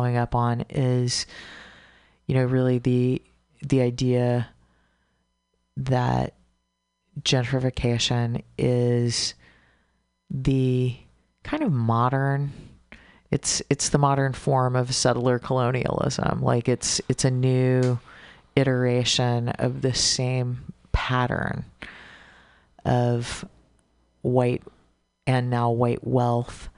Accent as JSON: {"language": "English", "region": "Texas", "country": "United States", "moved": "yes", "said": "I'm originally from Texas"}